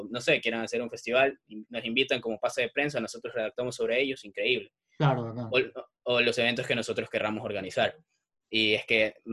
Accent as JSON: {"language": "Spanish", "town": "Guayaquil", "region": "Guayas", "country": "Ecuador", "tie": "born there", "also_born_or_lived": "Salinas", "said": "Mira, nací en Guayaquil, luego me fui a vivir a Salinas, mi papá es marino, entonces ya te imaginas cómo va la cosa."}